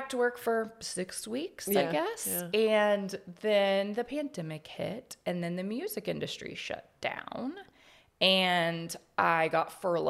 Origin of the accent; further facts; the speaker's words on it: Houston, Texas, United States; moved away as an adult; now in Austin, United States; I've lived here in Austin. I came here from Houston in 2002. For school.